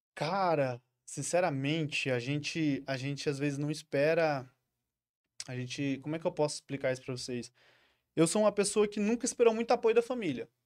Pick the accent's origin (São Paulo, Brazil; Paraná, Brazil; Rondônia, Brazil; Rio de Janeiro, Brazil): Rondônia, Brazil; Porto Velho; nascido em Porto Velho, ah. criado em Porto Velho, saí poucas vezes daqui